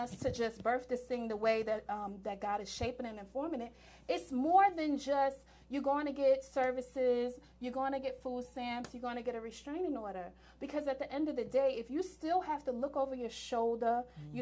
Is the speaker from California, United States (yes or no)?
no; New York, United States; I'm from New York